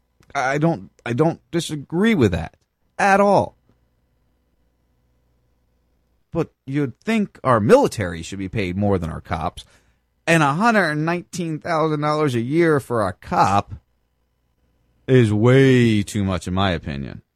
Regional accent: New Jersey, United States; I grew up in Jersey

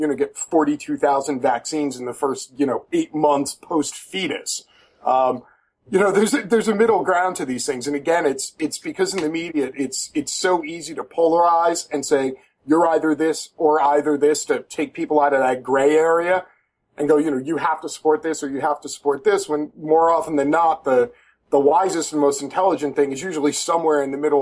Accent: New York, United States; moved away; also born or lived in Florida / Georgia; I'm originally from New York, but I lived in the South for about 12 years

